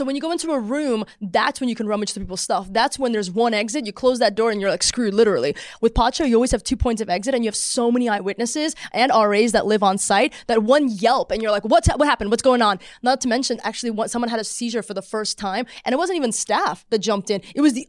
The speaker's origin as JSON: {"language": "English", "country": "Australia", "said": "it's like 90% Australians and I'm from Australia."}